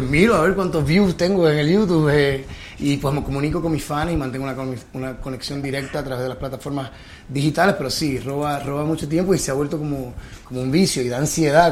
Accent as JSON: {"language": "Spanish", "country": "Puerto Rico", "also_born_or_lived": "New York", "moved": "as an adult", "lives_now": "Miami, United States", "said": "me fui de Puerto Rico. Yo estuve 10 años en Nueva York, eh, regresé a Puerto Rico por 5 años"}